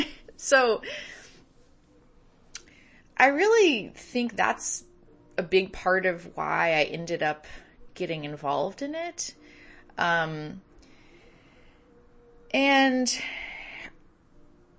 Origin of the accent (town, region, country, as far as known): San Francisco Bay Area, California, United States; born or raised there